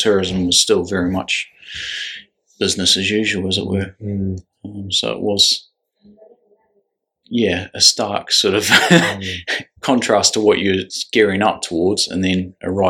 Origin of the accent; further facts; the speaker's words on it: New Zealand; moved away as an adult; now in United Kingdom; I've lived in the UK since 2007. I'm originally from New Zealand